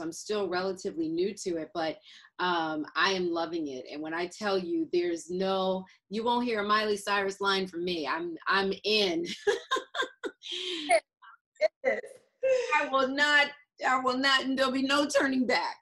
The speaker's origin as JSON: {"language": "English", "town": "Atlanta", "region": "Georgia", "country": "United States", "moved": "yes", "said": "I'm from Atlanta, so my mother is there and my sister"}